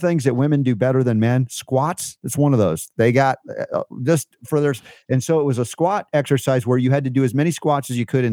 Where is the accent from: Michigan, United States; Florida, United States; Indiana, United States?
Florida, United States; Fort Lauderdale; I was a kid growing up in Fort Lauderdale